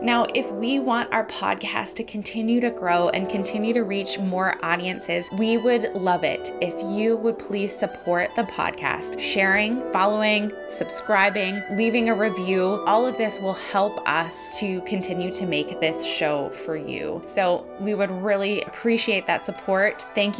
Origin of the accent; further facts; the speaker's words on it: Saskatoon, Saskatchewan, Canada; Saskatoon, Saskatchewan, my hometown.